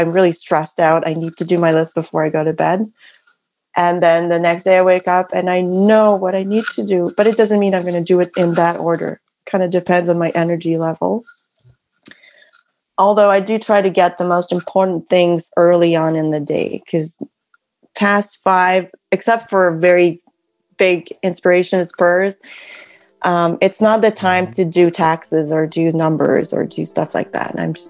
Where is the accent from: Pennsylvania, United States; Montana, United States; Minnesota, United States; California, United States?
California, United States; San Francisco; born there; And I mean, I was born in San Francisco, first of all.